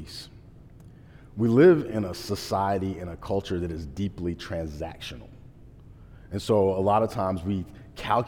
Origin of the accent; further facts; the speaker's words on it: Portsmouth, Virginia, United States; moved away as an adult; I left my hometown for the second time. I left when I first graduated high school